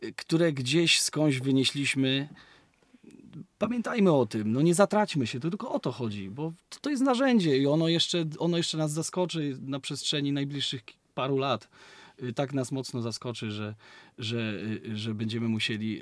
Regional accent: Szczecin, West Pomeranian Voivodeship, Poland; My, my pochodzimy z takiego miasta, które y, jest na Dzikim Zachodzie, nazywa się Szczecin

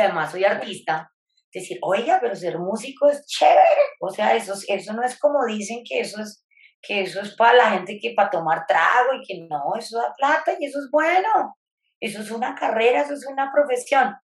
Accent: Bogotá, Colombia; moved away as an adult; now in Tesalia, Colombia; yo soy bogotana, en este momento estoy en Bogotá

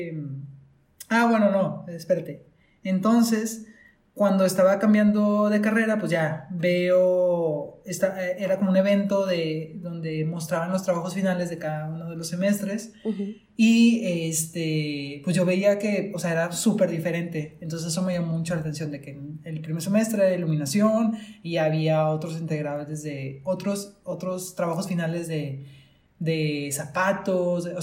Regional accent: Monterrey, Nuevo León, Mexico; uh somos de Monterrey, por cierto.

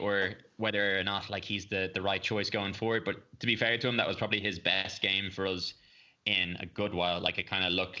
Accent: Ireland; as an Irish fan

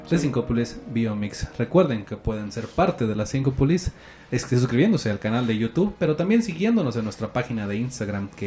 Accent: Mexico; Pero como buen mexicano nosotros no podemos

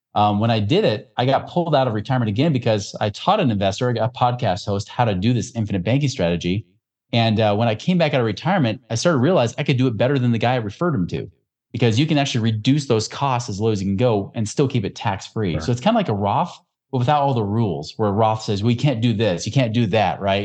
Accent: Oregon, United States; where I grew up in Oregon

